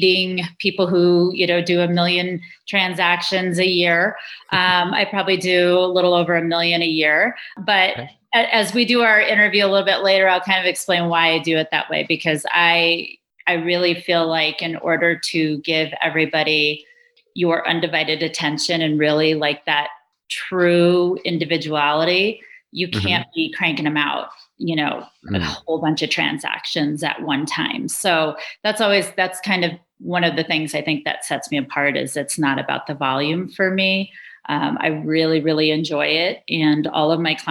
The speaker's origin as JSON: {"language": "English", "town": "New York City", "region": "New York", "country": "United States", "tie": "born or raised there", "also_born_or_lived": "Brooklyn", "moved": "as an adult", "lives_now": "Colorado, United States", "said": "I grew up in New York City. I was born in Brooklyn"}